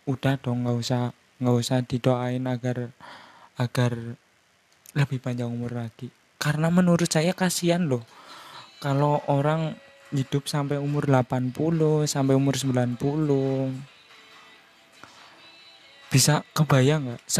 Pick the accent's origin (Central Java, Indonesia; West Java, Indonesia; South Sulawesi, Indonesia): Central Java, Indonesia; Purwokerto; accent: Ngapak; maaf ya kalau saya ngomongnya bercampur pakai bahasa ngapak karena saya kan berasal dari Purwokerto ya Purwokerto Banyumas jadi ada ada sedikit lokat lokat ngapaknya